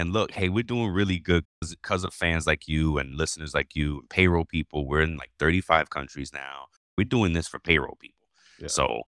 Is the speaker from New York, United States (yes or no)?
yes; New York, United States; I'm from New York, come on.